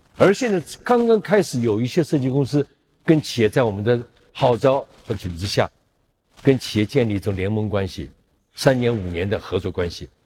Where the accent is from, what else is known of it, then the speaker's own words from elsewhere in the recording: China; 我们中国人